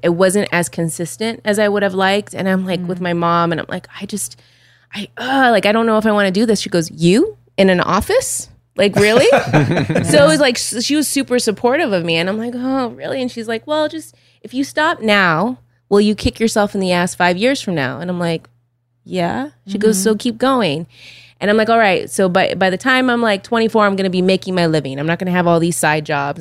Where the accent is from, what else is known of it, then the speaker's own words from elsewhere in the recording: Los Angeles, California, United States; growing up in North Hollywood